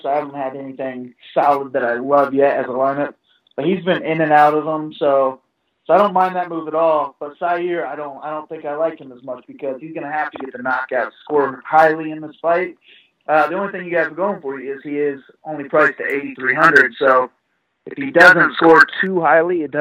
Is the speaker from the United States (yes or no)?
yes; Indianapolis, Indiana, United States; I'm from Indy.